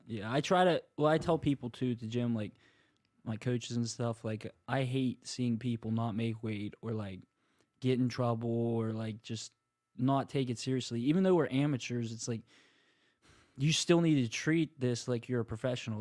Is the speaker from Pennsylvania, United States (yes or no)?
yes; Marianna, Pennsylvania, United States; my hometown, like, Little Joe's is really good. Pizza Company, that's in Mariana